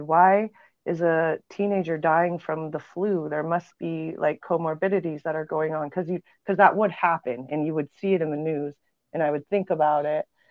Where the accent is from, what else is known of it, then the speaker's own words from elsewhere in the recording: Montana, United States; moved away; also born or lived in New Mexico; I grew up in Montana